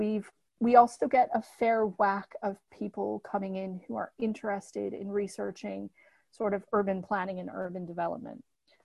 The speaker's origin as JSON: {"language": "English", "region": "Michigan", "country": "United States", "moved": "yes", "lives_now": "London, United Kingdom", "said": "I'm from Michigan, which is where Detroit is."}